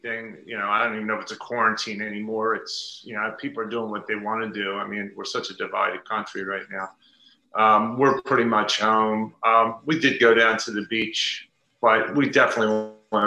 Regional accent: Delaware, United States; moved away as an adult; now in Pennsylvania, United States; Delaware's my home state, but I'm about 25 minutes now into Pennsylvania

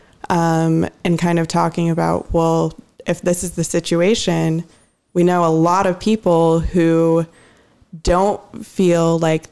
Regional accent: Mercer Island, Washington, United States; moved away as an adult; also born or lived in Southern California; I grew up on Mercer Island

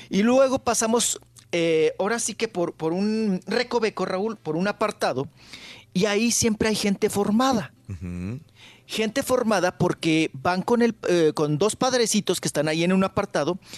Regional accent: Mexico; O sea, sí te denigra como mexicano y si sí sientes gacho.

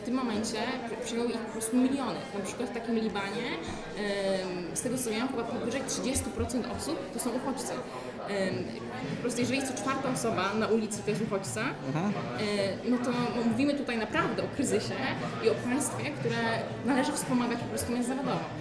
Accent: Poland; jestem z Polski

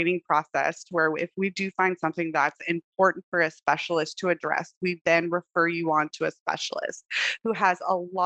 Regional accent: Texas, United States; moved away as an adult; now in Hawaii, United States; I'm actually originally from Texas. I did all my schooling out there

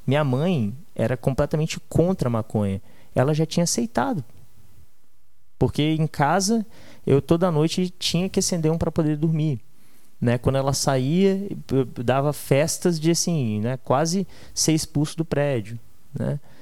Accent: Vila Velha, Espírito Santo, Brazil; also born or lived in Australia; nasci é, em Vila Velha, no Espírito Santo, e minha vida inteira, cara, eu estudei em escolas boas

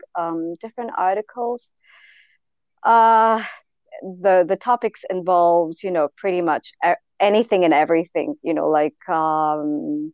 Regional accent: India; I grew up in India

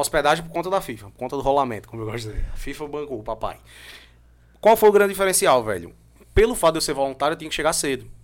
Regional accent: João Pessoa, Paraíba, Brazil; also born or lived in Hungary; Sou daqui de João Pessoa, voltei a morar em João Pessoa

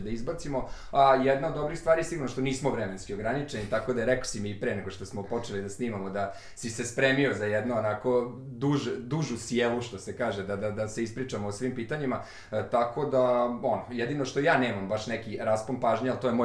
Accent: Novi Sad, Vojvodina, Serbia; tako sam ja blokovac sa limana

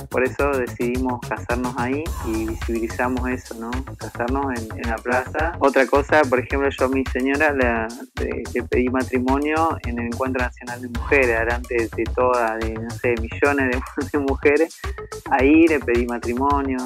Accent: La Pampa, Argentina; also born or lived in General Pico; soy de General Pico La Pampa

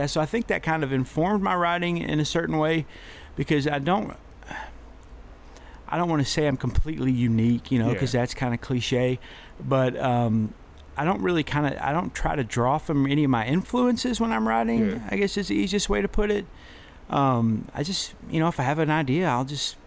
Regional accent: Cranfills Gap, Texas, United States; I grew up in Cranfield's Gap

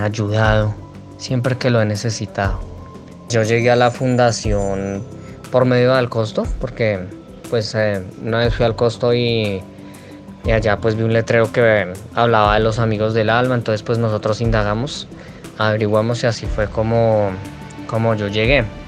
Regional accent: Bogotá, Colombia; Nací en Bogotá, tengo 24 años.

